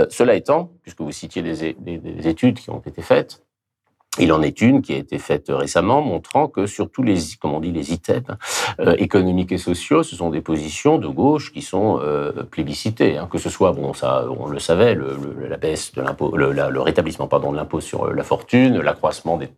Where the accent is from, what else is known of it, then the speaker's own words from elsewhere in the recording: France; Je suis français et républicain.